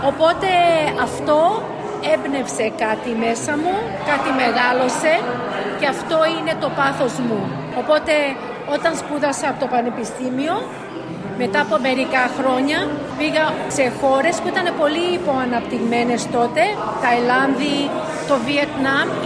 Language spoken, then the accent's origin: Greek; Sydney, New South Wales, Australia; also born or lived in Athens, Greece; Ήρθα εδώ όταν ήμουν 5,5 χρονών, το 67, και μεγάλωσα στο Σίδνεϊ στο ίδιο σπίτι στο Marrickville που εσείς εδώ στη Μελβούρνη είναι παρόμοιο με το Όκλι που ήταν όλη η ελληνική κοινωνία των μεταναστών.